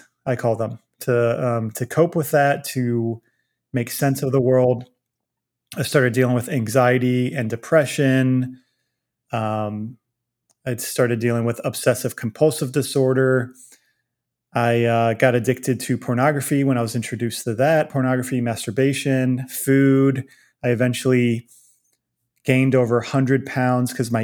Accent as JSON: {"language": "English", "town": "Virginia Beach", "region": "Virginia", "country": "United States", "tie": "born or raised there", "moved": "yes", "lives_now": "Dallas, United States", "said": "I grew up in Virginia Beach, Virginia"}